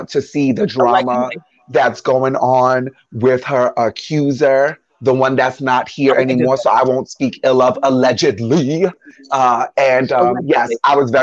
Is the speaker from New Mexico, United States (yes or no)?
no; New York City, New York, United States; I'm from the Bronx